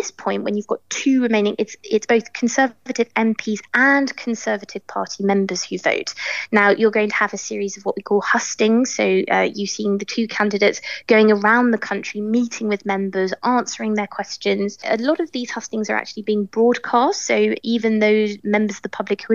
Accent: United Kingdom; moved away as an adult; also born or lived in London / Brussels; now in Paris, France; I'm British

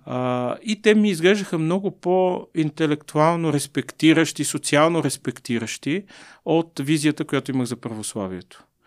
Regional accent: Bulgaria; сме българи

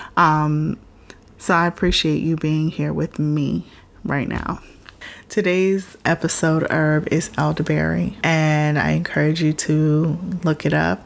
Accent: Florida, United States; I'm from Florida, so we used to go to Disney World like regularly enough

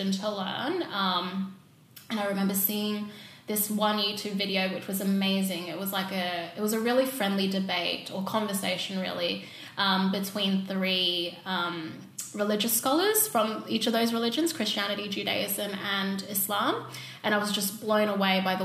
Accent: Indonesia; growing up in Indonesia, there's sort of like there's a history between like the Muslims there and like the Chinese Indonesians, which I am.

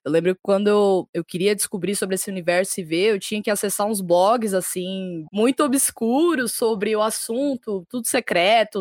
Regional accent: São Paulo, Brazil; sou de São Paulo, capital

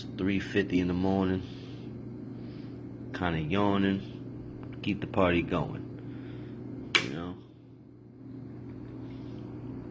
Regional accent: New York City, New York, United States; now in upstate New York, United States; I'm from New York City, but we live broadcasting from upstate New York

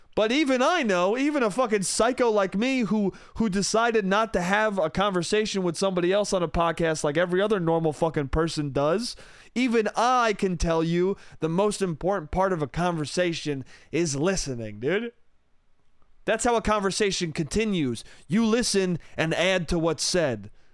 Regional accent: Westchester, New York, United States; moved away; It comes from my hometown. It comes from Westchester, New York

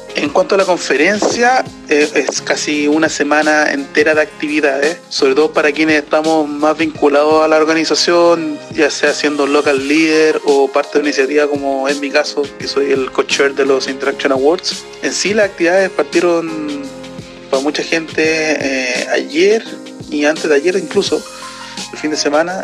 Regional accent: Chile

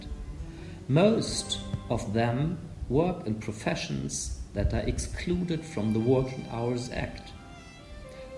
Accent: Germany; moved away as an adult; now in Vietnam; I come from Germany. There I worked as a journalist for many years. I have been living in Vietnam for almost 20 years now

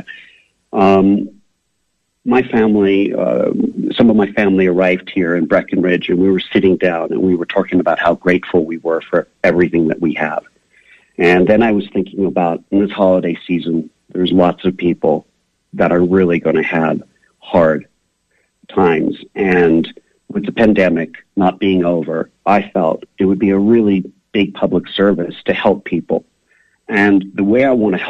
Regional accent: Lausanne, Vaud, Switzerland; moved away; also born or lived in Villars-sur-Ollon, Switzerland; I grew up in Lausanne, but I went to boarding school in Villaz from the age of 7 all the way to 13

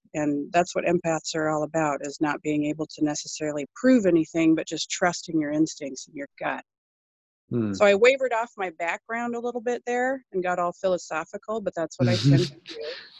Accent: British Columbia, Canada; also born or lived in Colorado; now in Oregon, United States; I live in Oregon in the United States, and I'm 46. I grew up mostly in British Columbia and also in Colorado, but I traveled quite a bit in my youth. Finally settled down in Oregon about 20 years ago.

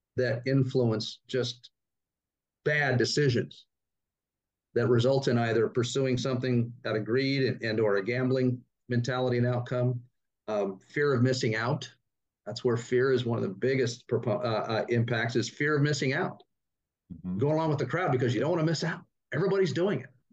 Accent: Sacramento, California, United States; moved away as an adult; now in Austin, United States; I grew up in Northern California outside Sacramento

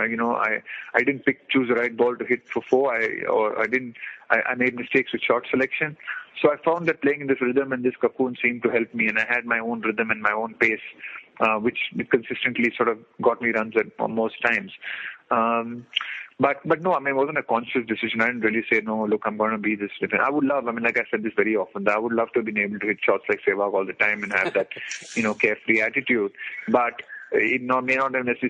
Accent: India; as an Indian

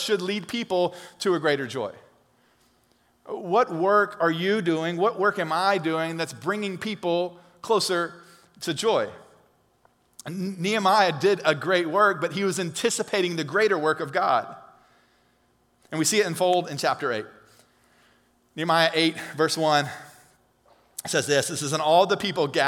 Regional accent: Alabama, United States; We're from Alabama

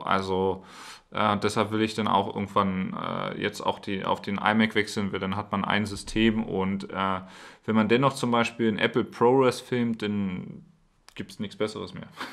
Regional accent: Berlin, Germany; moved away; ich komme ja aus Berlin und habe schon an, an vielen, also an einigen Orten Deutschlands gelebt

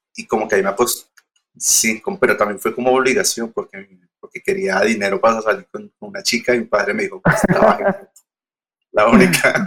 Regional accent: Girardot, Cundinamarca, Colombia; moved away as an adult; also born or lived in Argentina; now in Bogotá, Colombia; yo no soy de Bogotá, soy de Girardot, de una, ciudad pequeña, cerca de Bogotá

